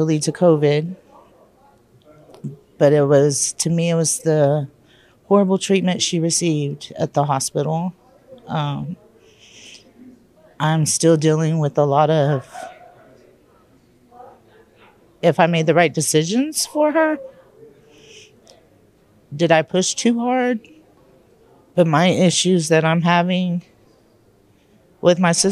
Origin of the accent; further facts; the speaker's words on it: Texas, United States; I am from Texas